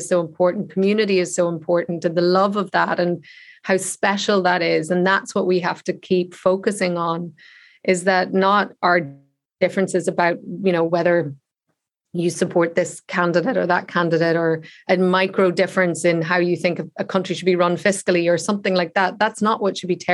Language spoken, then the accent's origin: English; Ireland; I grew up in the Republic of Ireland, whereas they were all in Northern Ireland